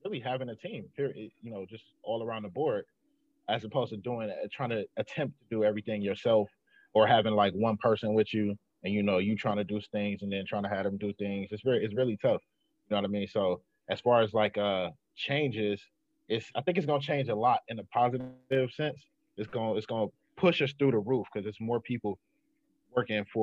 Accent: Cleveland, Ohio, United States; I'm from Cleveland

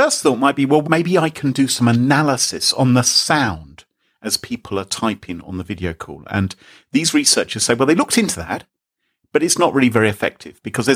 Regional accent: England, United Kingdom; I'm English

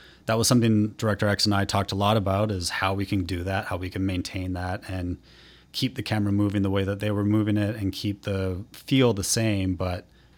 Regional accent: Vancouver, British Columbia, Canada; Sure. Yeah, I'm from Vancouver originally.

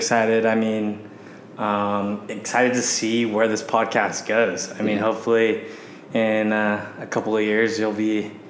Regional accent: Walnut Creek, California, United States; moved away as an adult; now in Arizona, United States; I'm originally from Northern California. So born and raised in the East Bay area, Walnut Creek specifically, and went to high school out there. Actually K through 12 out there, and then went to the University of Arizona.

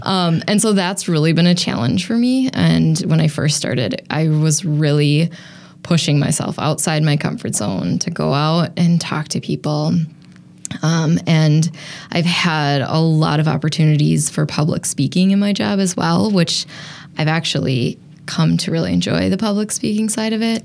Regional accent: Appleton, Wisconsin, United States; moved away as an adult; also born or lived in Colorado / Madison, Wisconsin; now in Milwaukee, United States; I grew up in Appleton, and when I left Appleton after high school

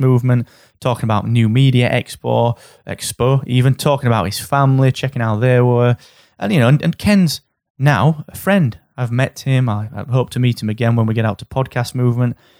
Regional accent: Barnsley, Yorkshire and the Humber, United Kingdom; I'm from Barnsley.

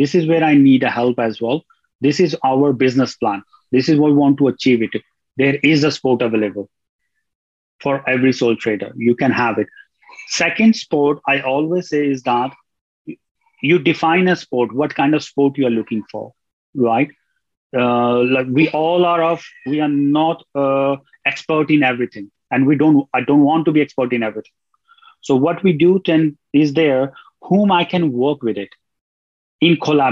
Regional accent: New Delhi, Delhi, India; moved away as an adult; now in Ireland; I'm originally from India, from New Delhi. But I left India from in 1999 when I was 19 years old.

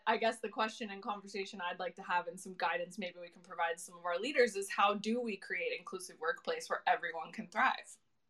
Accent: United States; moved away as an adult; now in London, United Kingdom; I'm here in the UK. I'm an American, but I do live here in London.

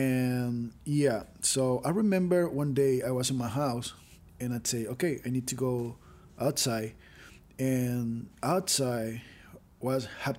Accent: Venezuela; So for all these years growing up in Venezuela

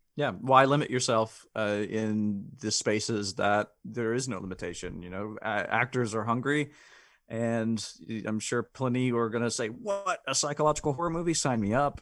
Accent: the South, United States; I grew up in the South

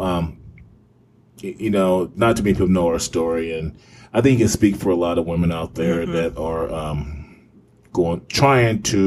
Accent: Midwest, United States; now in West Coast, United States; where I grew up in the Midwest, we eat chili with peanut butter sandwiches

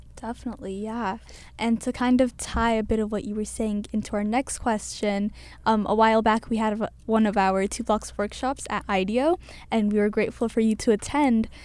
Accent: Cambridge, Massachusetts, United States; I was born and raised in Cambridge my entire life.

